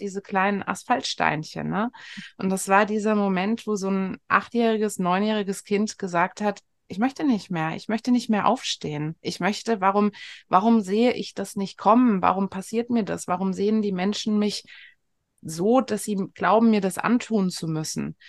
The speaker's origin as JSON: {"language": "German", "town": "Frankfurt am Main", "region": "Hesse", "country": "Germany", "tie": "born or raised there", "said": "bin ich äh, in Frankfurt am Main groß geworden"}